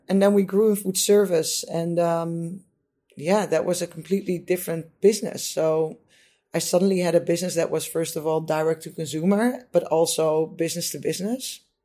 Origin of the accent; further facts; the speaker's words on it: Netherlands; I'm from the Netherlands, so you know in the Netherlands, uh, kids are generally or we used to be brought up with eating uh, potatoes and meat and vegetables